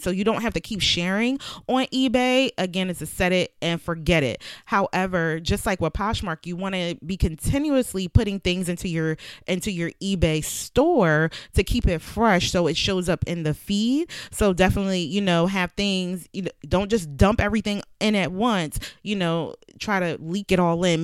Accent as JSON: {"language": "English", "town": "Philadelphia", "region": "Pennsylvania", "country": "United States", "said": "I'm from Philly"}